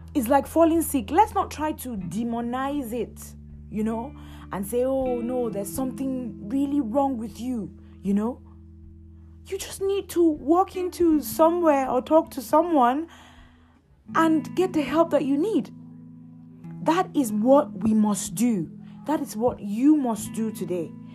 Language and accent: English; Nigeria; I'm Nigerian.